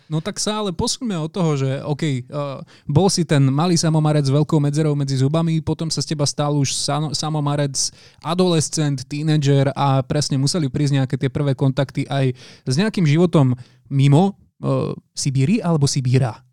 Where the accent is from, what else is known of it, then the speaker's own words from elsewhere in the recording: Žilina, Žilina Region, Slovakia; Ja pochádzam zo Žiliny